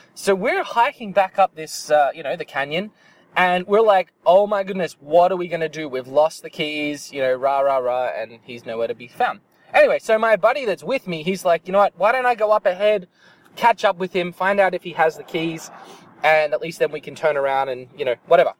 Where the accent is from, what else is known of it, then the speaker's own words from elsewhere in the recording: Australia; now in Canada; I'm from Australia